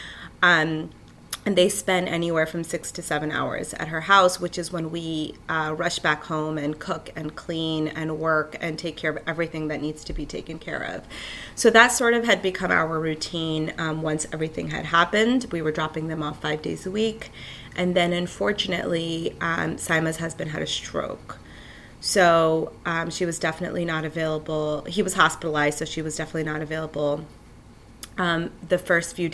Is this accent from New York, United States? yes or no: yes; New York City, New York, United States; I'm from Killer, Queens. I was born and raised here